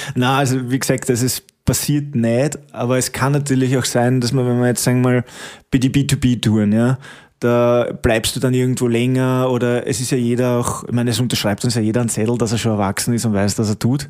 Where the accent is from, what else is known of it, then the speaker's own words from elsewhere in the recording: Stockerau, Lower Austria, Austria; moved away as an adult; now in Waldviertel, Austria; ich komme eigentlich aus der Stockerauer Gegend, muss ich sagen, aber bin jetzt eben seit über acht Jahren da, schon im neunten Jahr